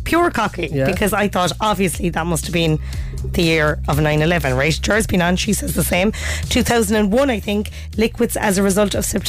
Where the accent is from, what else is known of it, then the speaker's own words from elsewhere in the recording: Glanmire, Munster, Ireland; I'm from Upper Glanmire